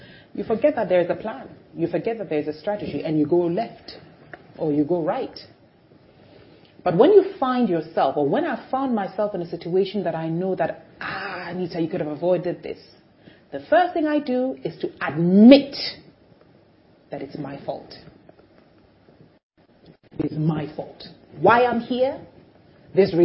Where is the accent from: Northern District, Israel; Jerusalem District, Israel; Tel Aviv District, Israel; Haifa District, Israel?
Jerusalem District, Israel; Jerusalem; I was born in Jerusalem